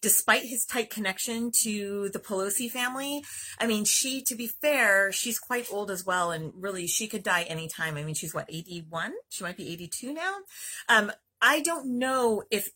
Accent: California, United States; as a Californian

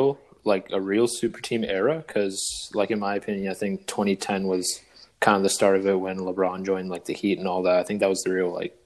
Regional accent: Whitby, Ontario, Canada; I come from Whitby, Ontario. Represent, baby, 905. I go to Ryerson

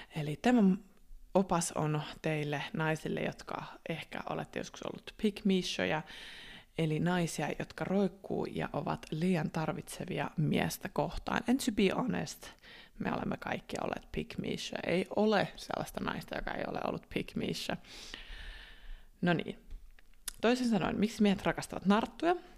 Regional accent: Finland; first language Finnish; also born or lived in Australia

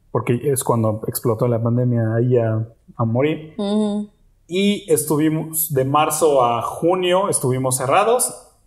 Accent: Mexico; yo asumí ese papel acá porque finalmente yo soy el mexicano y yo soy el que sabe cómo deben de saber las cosas.

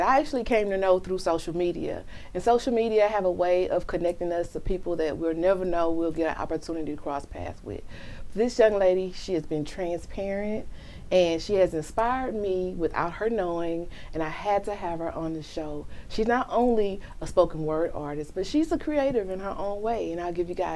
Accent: Missouri City, Texas, United States; I'm Mo City. I'm still okay. That's still considered the South.

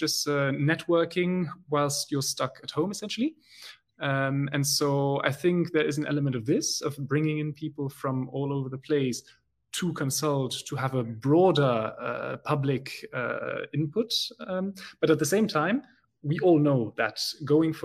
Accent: Belgium; first language German; English is a second language; German is my mother tongue, then French, Dutch, you know, as a good Belgian, I speak the three.

